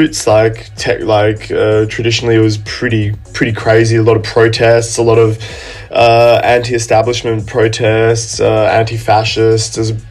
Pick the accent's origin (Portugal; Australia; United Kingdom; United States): Australia; my home country